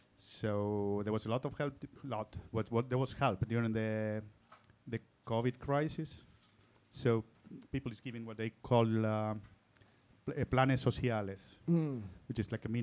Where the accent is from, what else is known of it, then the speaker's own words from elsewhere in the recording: Salta, Argentina; moved away as an adult; now in Barcelona, Spain; I'm from Salta, as you said before. It's northern part of Argentina. The northern part. In the border with Bolivia. Well, border with Bolivia, Chile, and Paraguay, really. I came here during a crisis of 2002